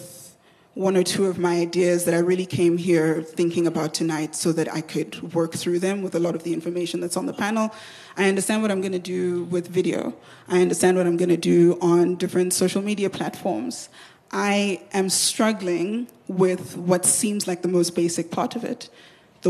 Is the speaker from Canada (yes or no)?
no; Nigeria; I'm Nigerian